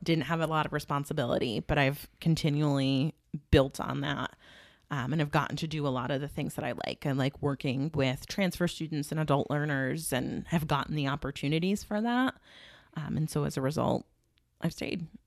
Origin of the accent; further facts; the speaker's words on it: Watertown, New York, United States; I grew up in Watertown, um, single mom